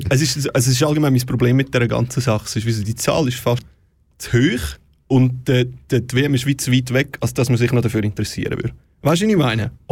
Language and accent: German; Switzerland; ich als patriotischer Schweizer